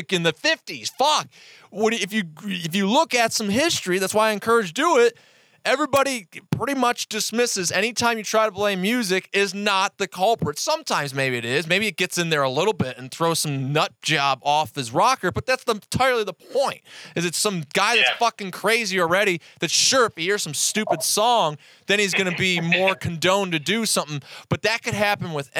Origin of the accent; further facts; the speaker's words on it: Cleveland, Ohio, United States; I'm from Cleveland, Ohio